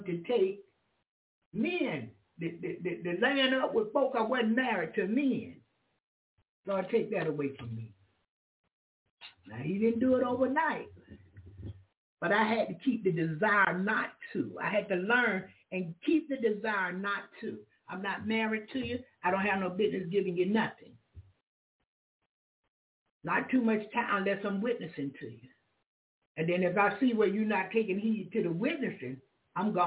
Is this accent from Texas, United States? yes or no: no; Jacksonville, Florida, United States; That's my hometown, Jacksonville or Florida